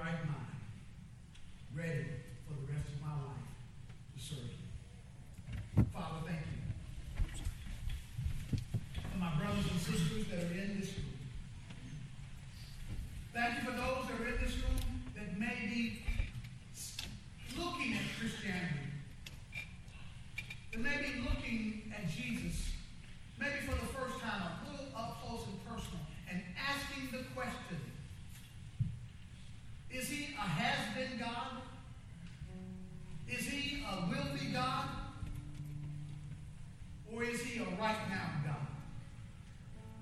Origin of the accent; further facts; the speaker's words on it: Kansas City, United States; now in Houston, United States; I went back to my hometown, Kansas City